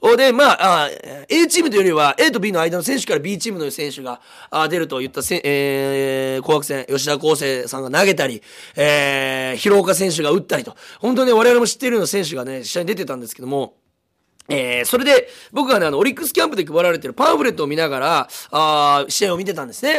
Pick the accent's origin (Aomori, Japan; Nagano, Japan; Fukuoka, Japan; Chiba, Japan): Fukuoka, Japan; 実は僕も福岡出身です